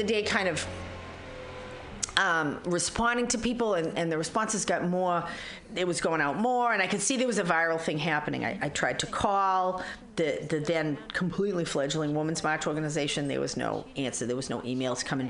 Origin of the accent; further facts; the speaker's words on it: Boston, Massachusetts, United States; now in San Francisco Bay Area, United States; I'm from Boston